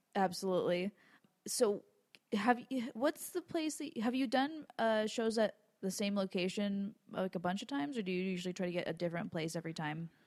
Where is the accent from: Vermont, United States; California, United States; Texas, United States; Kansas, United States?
California, United States; Los Angeles area; I'm from L